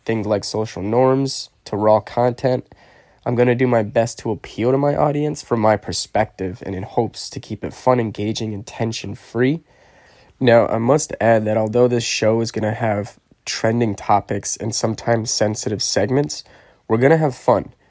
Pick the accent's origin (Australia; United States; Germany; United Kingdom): United States; Connecticut; my home state where I grew up, born and raised